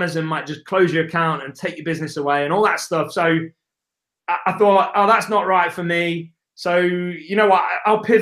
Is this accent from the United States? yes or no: no; England, United Kingdom; accent: English; It's my English accent